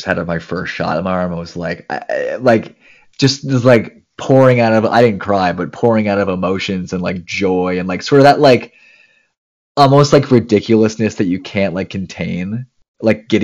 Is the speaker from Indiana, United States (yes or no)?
no; New Jersey, United States; moved away as an adult; also born or lived in Maryland / San Diego; I'm from the East Coast. I'm from New Jersey.